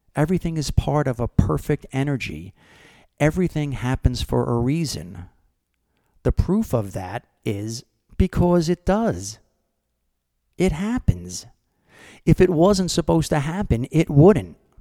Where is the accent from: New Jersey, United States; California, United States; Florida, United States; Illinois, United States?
New Jersey, United States; Brick; Brick, New Jersey, which happens to be my hometown where I'm from, where I grew up.